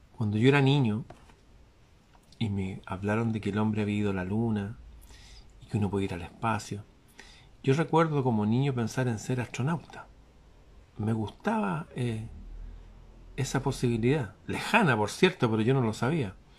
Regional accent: Chile; aquí en mi país

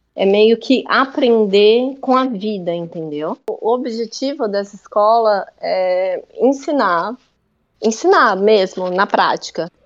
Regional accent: Brazil; moved away as an adult; also born or lived in Australia; Já tem uns anos já que eu saí do Brasil.

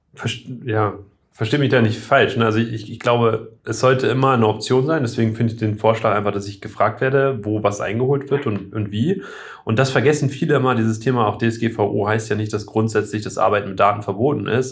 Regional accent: Oldenburg, Lower Saxony, Germany; also born or lived in Hambühren, Lower Saxony; in Oldenburg anrufen und sagen, habt ihr noch einen Zettel, wo ich, drauf, wo ich geboren bin

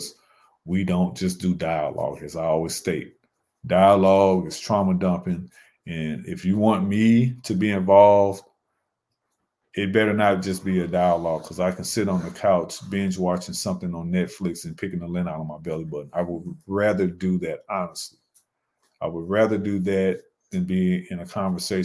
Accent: St. Louis, Missouri, United States; now in Charlotte, United States; my hometown of St. Louis, Missouri

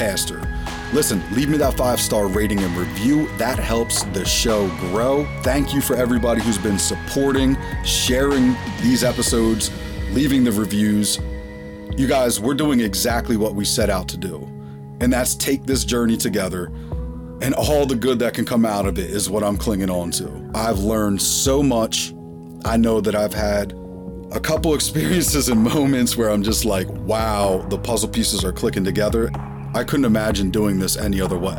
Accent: Montgomery County, outside Philadelphia, Pennsylvania, United States; born or raised there; also born or lived in Reading, Pennsylvania

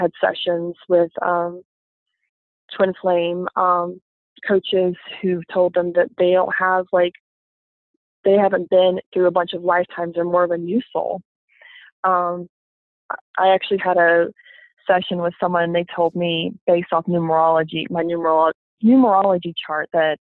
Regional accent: the Bible Belt, United States; I grew up in the Bible Belt and it's mostly Baptist here

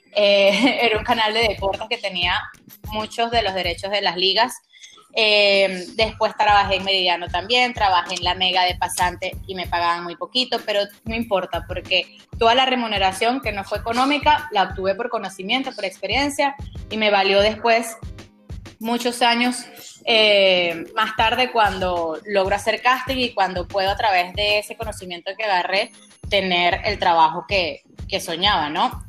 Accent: Venezuela; born or raised there; moved away as an adult

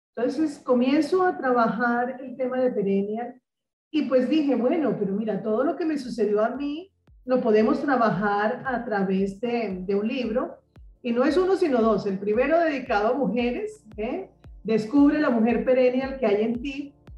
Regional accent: Barranquilla, Atlántico, Colombia; desde Barranquilla, mi ciudad natal, eh, Barranquilla, Colombia

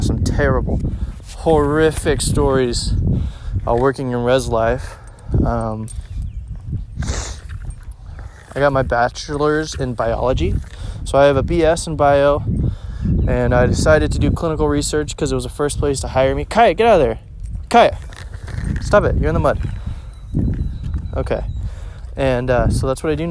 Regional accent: Overland Park, Kansas, United States; also born or lived in Blue Springs, Missouri; I grew up on the Kansas City, Kansas side, in one of the suburbs not too far away, the Overland Park area

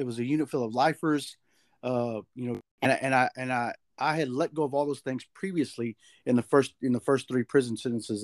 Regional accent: Dallas, Texas, United States; I'm from Dallas, Texas

